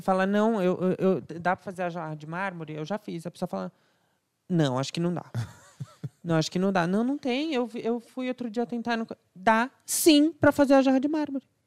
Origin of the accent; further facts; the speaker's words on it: São Paulo, Brazil; also born or lived in Alphaville; Eu fui nascido, criado, crescido aqui em São Paulo, até o meio da minha adolescência, mais ou menos.